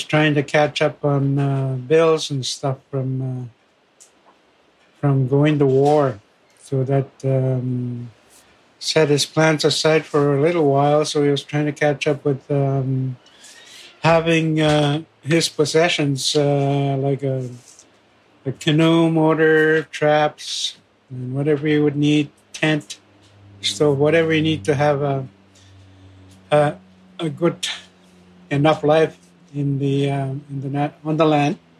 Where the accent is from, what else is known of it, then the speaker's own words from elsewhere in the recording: Fort Albany First Nation, Ontario, Canada; I am from Fort Albany First Nation and uh, describe the, the locale a little bit. If you are starting from Toronto and you go north on Highway 11, first, and then 11 past North Bay to Timmins